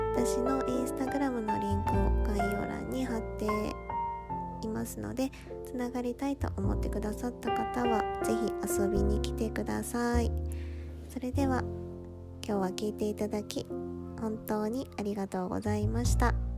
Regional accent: Kyushu, Japan; moved away as an adult; now in Kansai, Japan; 今は関西に住んでいるんですがもともとは九州で生まれ育って結婚を機に数年前にこちらに引っ越してきました

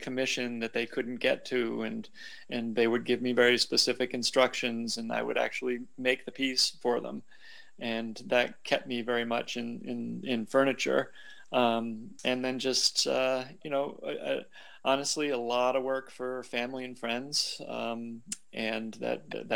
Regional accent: New England, United States; moved away; also born or lived in Seattle, Washington / California / Southern Vermont; I grew up in New England

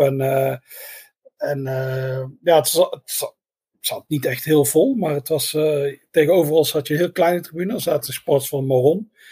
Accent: Netherlands; we zijn helemaal uit Nederland

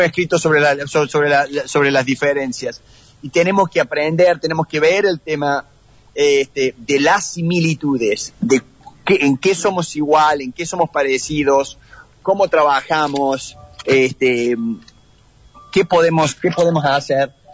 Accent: Argentina; moved away as an adult; now in United States; como argentino

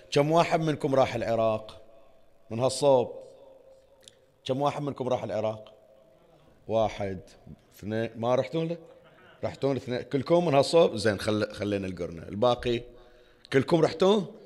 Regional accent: Bahrain; احنا الحمد لله رب العالمين عندنا في البحرين ومناطق الخليج الشكل اكو قرى واكو مناطق

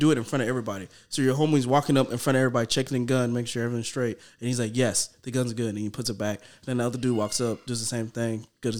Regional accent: United States; I'm American.

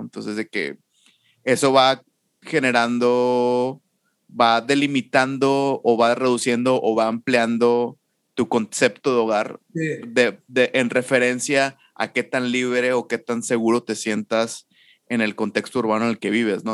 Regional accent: Monterrey, Nuevo León, Mexico; crecí y Nacho y yo crecimos en Mitras

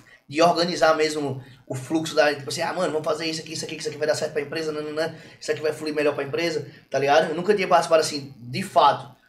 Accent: São Paulo, Brazil; eu me criei em São Paulo em baile.

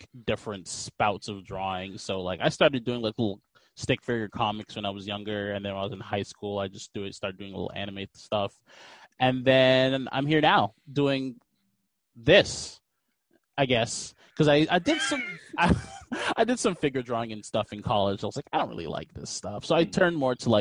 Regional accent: Fort Lauderdale, Florida, United States; I am from Florida, born and raised

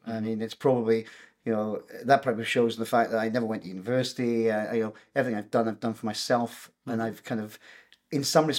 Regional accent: Wales, United Kingdom; accent: Welsh; moved away as an adult; also born or lived in Glasgow, Scotland; now in Edinburgh, United Kingdom; I was born in Wales in a Welsh mining village, and typical kind of happy childhood village life.

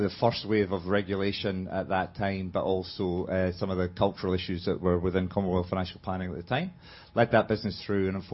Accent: Edinburgh, Scotland, United Kingdom; moved away; I'm from Scotland, Edinburgh

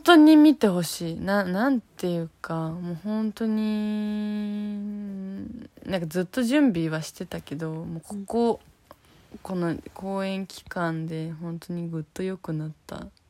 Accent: Fukuoka, Japan; now in Tokyo, Japan; 私たちは福岡出身なんで

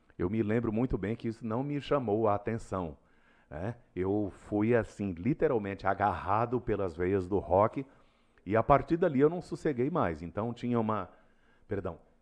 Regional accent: Rondonópolis, Mato Grosso, Brazil; also born or lived in Cuiabá; Eu sou rondonopolitano. sou nascido aqui em Rondonópolis

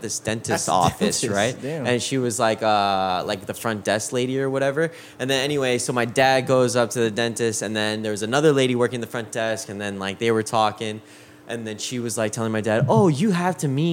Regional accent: Hilo, Hawaii, United States; moved away as an adult; now in California, United States; Japanese and white, but I'm born and raised in Hawaii. Born and raised in Hawaii on Hilo

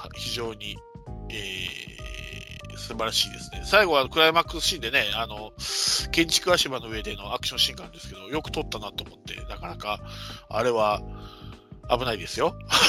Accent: Hiroshima, Japan; 広島生まれ育広島育ちだからですかね

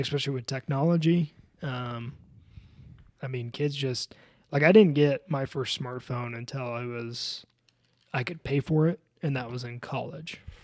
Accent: Colorado, United States; I'm from Colorado

